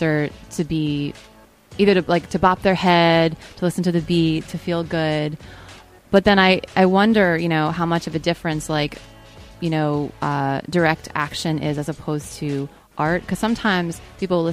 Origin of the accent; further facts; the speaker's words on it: Nyack, New York, United States; I'm from Nyack, New York, which is about a half hour north